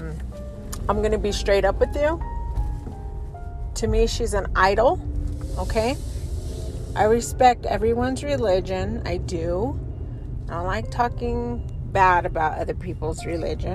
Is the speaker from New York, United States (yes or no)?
no; Colorado Springs, Colorado, United States; I was growing up in Colorado Springs